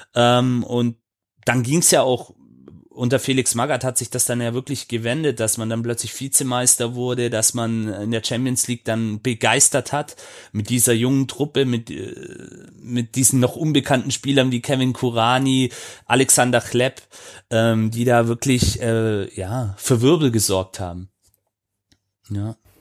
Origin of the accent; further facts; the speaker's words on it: near Stuttgart, Baden-Württemberg, Germany; ich bin hier in der Nähe aufgewachsen, da kam man früher oder später nicht am VfB vorbei